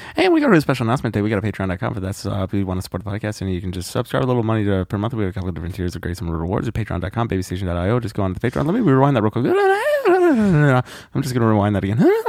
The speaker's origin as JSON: {"language": "English", "country": "United States"}